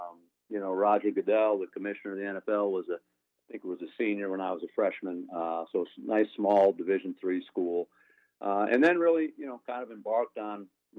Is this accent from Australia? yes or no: no; Springfield, Massachusetts, United States; Springfield, maybe a little bit bigger community than